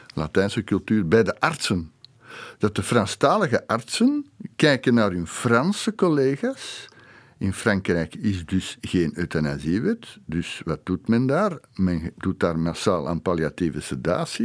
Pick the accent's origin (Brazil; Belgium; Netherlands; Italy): Belgium; Flanders; bij ons in Vlaanderen